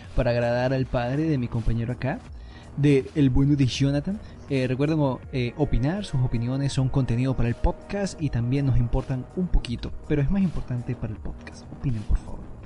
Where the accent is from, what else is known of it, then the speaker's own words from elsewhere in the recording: Spain; yo, soy, español